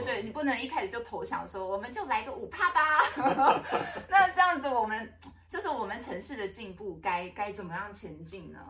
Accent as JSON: {"language": "Chinese", "region": "Taipei", "country": "Taiwan", "tie": "born or raised there", "said": "我从小也在大安那个文山区长大，我是景美人"}